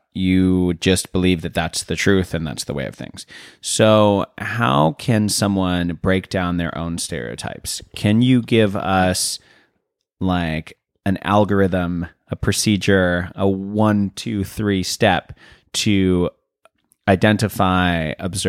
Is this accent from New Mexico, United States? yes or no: yes; Santa Fe, New Mexico, United States; Santa Fe, New Mexico.